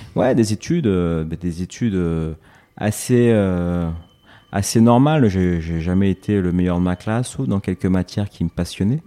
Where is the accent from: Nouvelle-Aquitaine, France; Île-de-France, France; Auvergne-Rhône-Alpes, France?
Île-de-France, France; Évry; also born or lived in Corbeil-Essonnes / United States; je suis né à Corbeil-Essonne, mmh. dans l'Essonne, mmh. donc euh, une banlieue parisienne. Et euh, j'ai grandi dans la ville d'à côté, à Évry